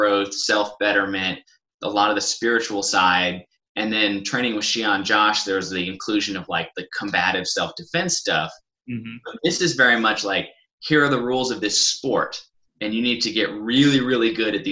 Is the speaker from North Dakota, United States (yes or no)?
no; Atlanta, Georgia, United States; I grew up in Atlanta. I was born and raised there